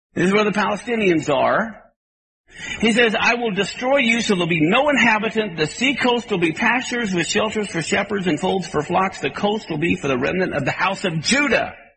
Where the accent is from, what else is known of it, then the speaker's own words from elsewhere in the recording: Kansas, United States; I grew up in Kansas where there were tornadoes